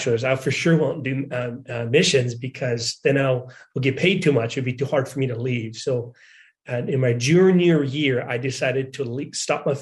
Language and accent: English; United States; moved away as an adult; also born or lived in Washington; now in Ukraine; I was 2 years old when I came to America. I loved the opportunity growing up there